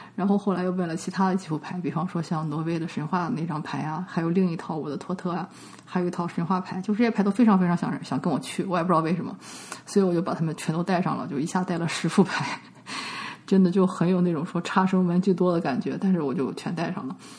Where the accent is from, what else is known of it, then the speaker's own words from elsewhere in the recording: China; now in United States; 我就是中国人啊，然后我又在美国生活了一半儿的时间